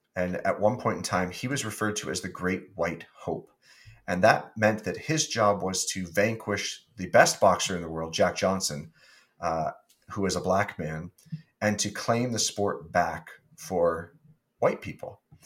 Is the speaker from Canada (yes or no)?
yes; Wallaceburg, Ontario, Canada; being from Wallaceburg, Ontario, which was my hometown